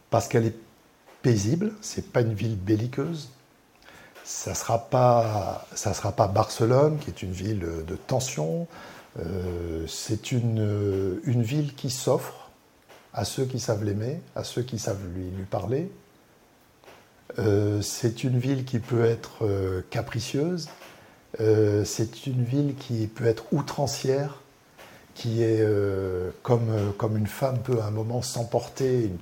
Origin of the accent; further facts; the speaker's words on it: Algeria; je suis né en Algérie, euh, juste avant la guerre d'Algérie. Donc là, c'était euh, assez chaud.